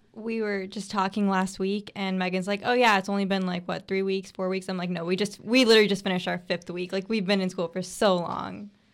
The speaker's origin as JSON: {"language": "English", "town": "Bradenton", "region": "Florida", "country": "United States", "said": "I am from Brainton, Florida"}